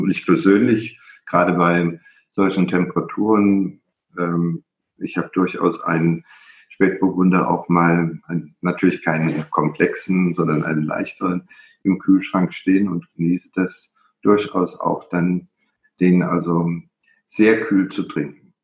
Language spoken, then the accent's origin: German; Middle Rhine, Germany; ich habe ein Buch über den Mittelrhein geschrieben, meine, äh, meine Heimat.